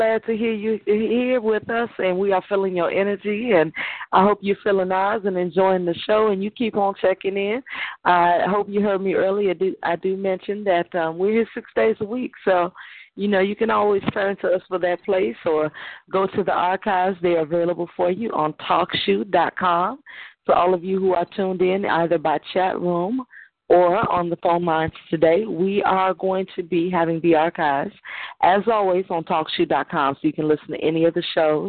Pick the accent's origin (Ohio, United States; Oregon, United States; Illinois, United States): Illinois, United States; Chicago; myself as well as Black Ice as well as Dove Seas, we're all from Inglewood.